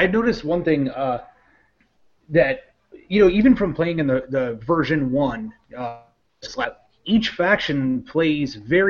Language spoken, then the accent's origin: English; Midwest, United States; I'm from the Midwest.